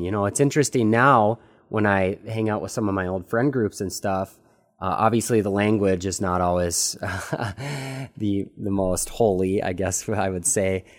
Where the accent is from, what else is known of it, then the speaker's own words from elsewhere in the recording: United States; At twenty-two years old, growing up in the United States